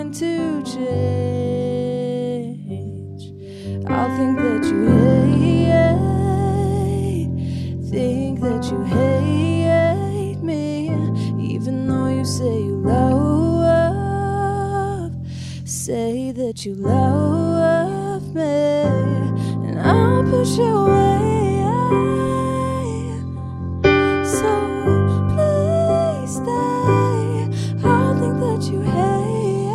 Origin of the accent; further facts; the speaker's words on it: Stockholm, Stockholm County, Sweden; moved away as an adult; So I am from Stockholm, Sweden, and I recently moved here about a year and a half ago